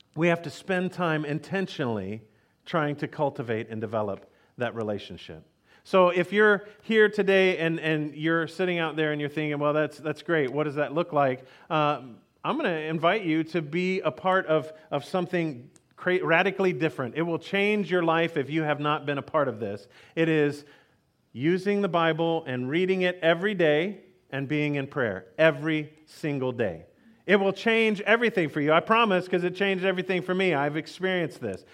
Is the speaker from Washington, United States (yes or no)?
no; Texas, United States; I grew up in Texas